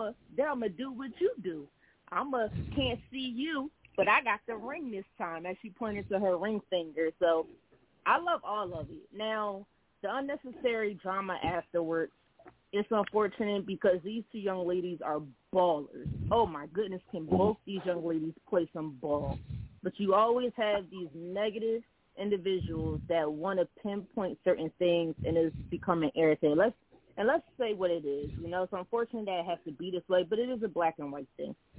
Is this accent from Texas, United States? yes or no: no; Philadelphia, Pennsylvania, United States; also born or lived in South Jersey; I grew up playing in Philadelphia and South Jersey, especially in Philly, us all we do is trash talk 24-7